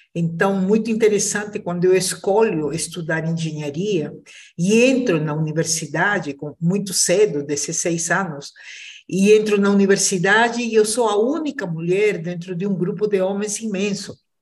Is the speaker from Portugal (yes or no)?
no; Peru; now in Brazil; sou peruana, mas eu digo que sou uma brasileira que nasceu no Peru